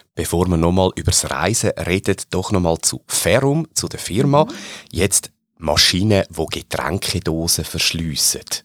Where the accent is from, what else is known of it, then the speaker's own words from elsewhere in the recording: Switzerland; die Schweizer ähm, Mentalität, jetzt auch sehr positiv gemeint, oder mhm. teilweise auch mit unseren kleinen Macken, die wir ja durchaus haben in unserem Land